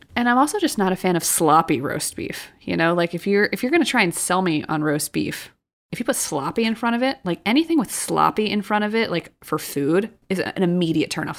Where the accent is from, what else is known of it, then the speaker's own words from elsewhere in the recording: outside Philadelphia, Pennsylvania, United States; moved away; I grew up right outside of Philly